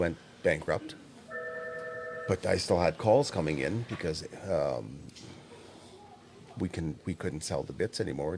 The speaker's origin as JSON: {"language": "English", "region": "Saskatchewan", "country": "Canada", "said": "I'm from Saskatchewan"}